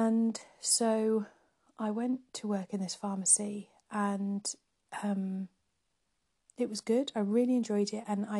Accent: North Wales, United Kingdom; moved away as an adult; also born or lived in Nottingham; now in Cambridge, United Kingdom; I grew up in North Wales

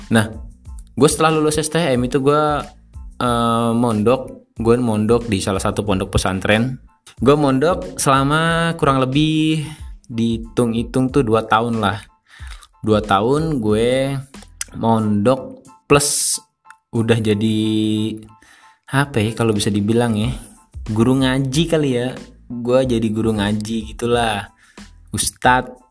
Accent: Jakarta, Indonesia; accent: Jakarta; also born or lived in Pekalongan; Jadi gue kelahiran tuh sebenarnya gue nggak asli Jakarta. Gue lahir di Pekalongan Jawa Tengah. Bokap nyokap gue merantau bawa gue ke Jakarta sampai sekarang.

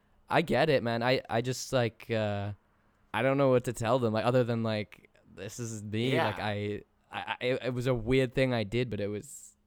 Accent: England, United Kingdom; So I end up having that conversation over and over again, and like solidified in my head, like yes, I am English.

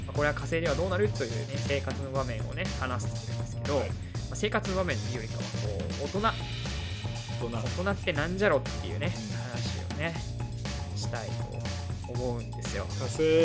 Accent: Kanagawa, Japan; 僕らは神奈川県出身

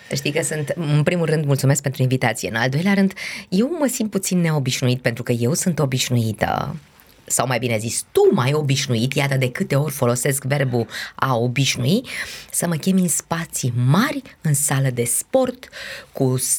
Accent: Brașov, Brașov County, Romania; moved away as an adult; sunt brașoveancă, după cum bine știi, și am locuit destul de aproape de o cale ferată.

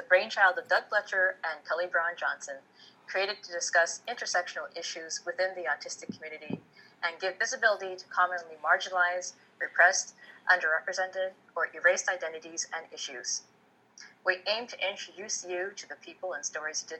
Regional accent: Fiji; I was born in Fiji

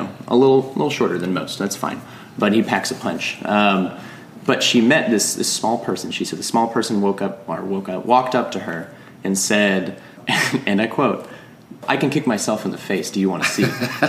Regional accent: Grayson, Georgia, United States; now in Athens, United States; I grew up in Grayson, so the thing to do was hanging out in the Wendy's parking lot.

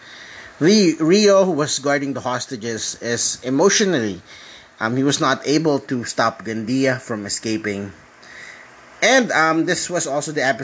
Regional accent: Philippines; also born or lived in Metro Manila; I'm from the Philippines

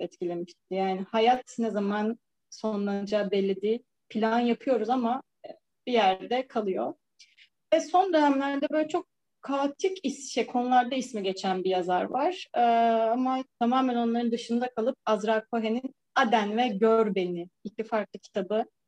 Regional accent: İzmir, Turkey; moved away as an adult; also born or lived in Samsun; now in Istanbul, Turkey; İzmir'de büyümüş, İstanbul'da yaşayan bir bireyim.

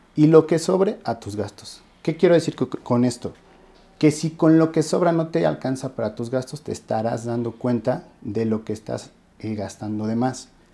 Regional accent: Mexico; como mexicanos

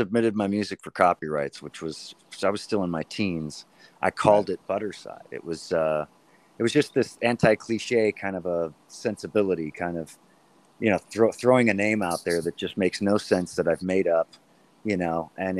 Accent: Saratoga, California, United States; also born or lived in Los Gatos, California; Northern California, my man. Right outside of Santa Cruz, a little town called Saratoga.

